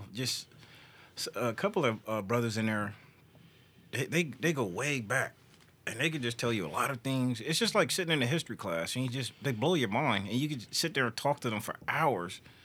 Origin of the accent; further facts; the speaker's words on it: California, United States; moved away; I come from California